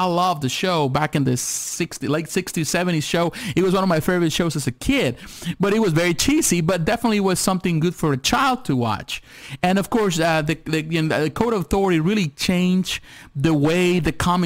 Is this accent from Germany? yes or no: no; Mexico; moved away; I was born in Mexico